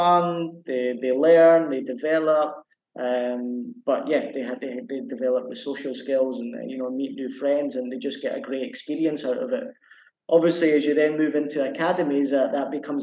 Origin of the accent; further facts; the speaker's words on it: Edinburgh, Scotland, United Kingdom; moved away as an adult; now in Cambodia; I'm from Edinburgh in Scotland, so my local team is Hearts.